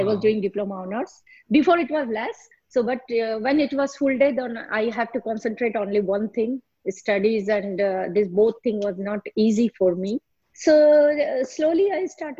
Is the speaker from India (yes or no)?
yes; Jaipur, Rajasthan, India; English is a second language; moved away as an adult; now in Paris, France; we are from Jaipur, Rajasthan